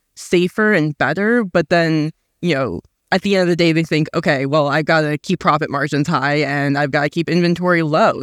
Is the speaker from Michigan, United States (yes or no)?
yes; Detroit, Michigan, United States; growing up in Detroit